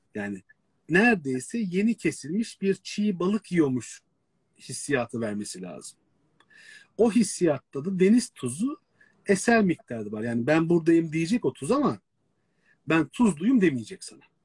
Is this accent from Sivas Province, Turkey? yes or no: no; Istanbul, Turkey; adada doğmuş büyümüş birisi olarak